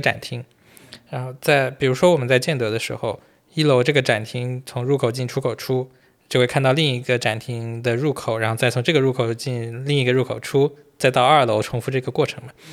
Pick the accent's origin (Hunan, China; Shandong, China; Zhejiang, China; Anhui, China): Zhejiang, China; 因为我们都是浙江人嘛